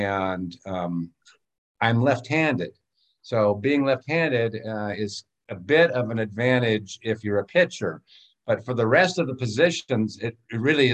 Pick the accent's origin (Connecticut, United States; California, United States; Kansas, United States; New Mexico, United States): California, United States; Los Angeles; moved away as an adult; also born or lived in France; I grew up in Los Angeles in the 60s and 70s